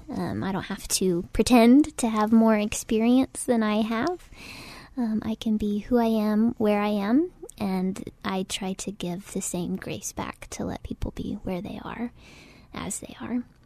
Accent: Oklahoma, United States; moved away as an adult; also born or lived in Waco, Texas; now in San Antonio, United States; I'm originally from Oklahoma

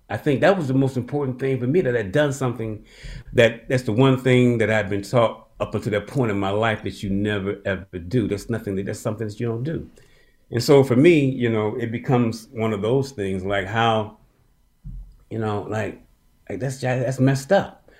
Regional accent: Birmingham, Alabama, United States; I was born in Birmingham

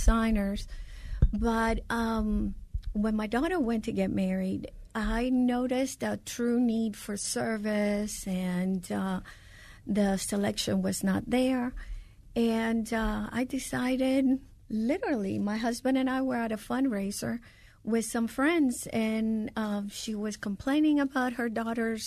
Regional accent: Atlanta, Georgia, United States; also born or lived in Cuba; I was born in Cuba, and I grew up in Atlanta

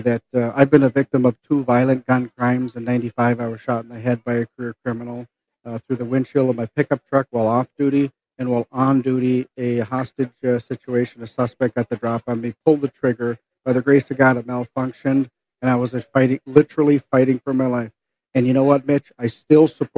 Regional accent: Hermantown, Minnesota, United States; my headquarters in my hometown of Hermantown

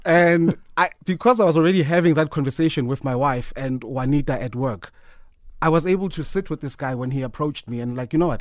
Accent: Soweto, Gauteng, South Africa; I'm from Soweto, Korokville

